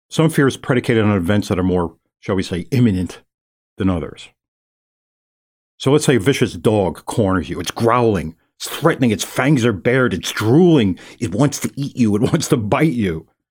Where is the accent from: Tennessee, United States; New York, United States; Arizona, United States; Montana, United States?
New York, United States; New York City; I'm from New York City